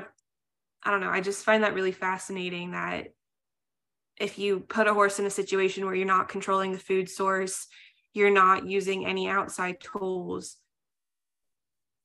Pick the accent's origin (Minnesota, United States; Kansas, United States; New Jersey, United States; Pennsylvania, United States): Pennsylvania, United States; now in Georgia, United States; before we moved to Georgia, I'm originally from Pennsylvania.